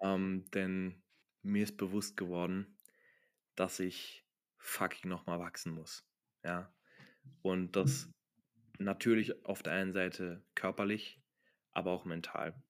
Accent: Germany; moved away as an adult; now in Austria; ich bin nach Deutschland, in meine Heimat

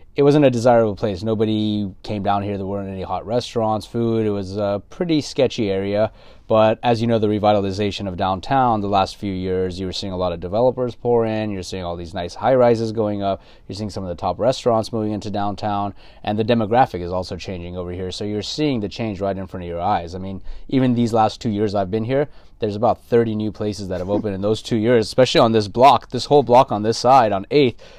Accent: Los Angeles, California, United States; also born or lived in San Gabriel / Inland Empire; born and raised in L A, native Angelino

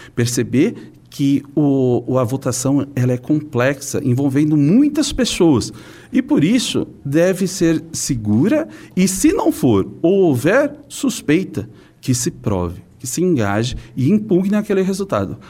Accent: São Paulo, Brazil; eu sou da cidade de São Paulo

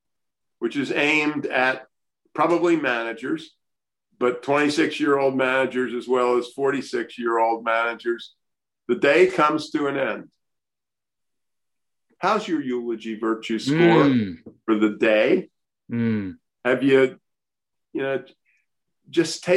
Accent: Baltimore, Maryland, United States; I grew up in Baltimore

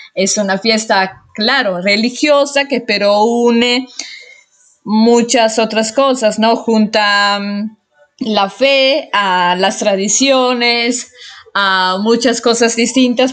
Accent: Italy; Spanish is a second language; Soy italiana, obviamente, como muchos de ustedes saben, y igual se dieron cuenta porque mi español no es perfecto para nada.

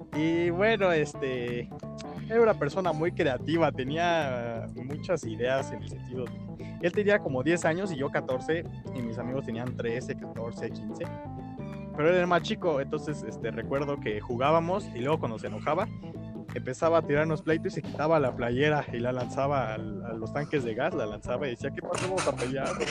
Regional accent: Mexico City, Mexico; yo crecí en la Roma, en Colonia Roma

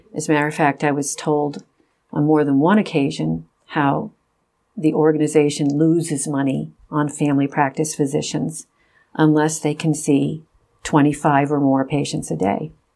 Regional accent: Rochester, New York, United States; I grew up in Rochester, New York

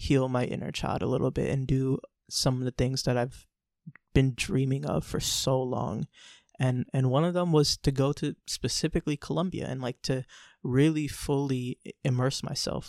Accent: United States; growing up in America

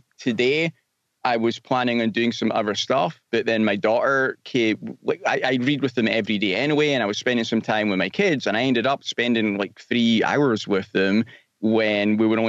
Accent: Scotland, United Kingdom; moved away; Yeah, I'm from Scotland originally, but I've been gone for a long time, so my accent's a bit strange now.

